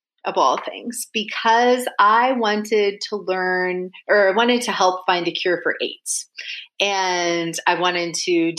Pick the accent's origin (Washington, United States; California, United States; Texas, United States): Washington, United States; also born or lived in Vancouver, Washington / Idaho; I was born in Vancouver, Washington. So the Vancouver in the US, not in Canada. And then I lived for a short time in Idaho, then moved back to Washington State. And that's where I grew up.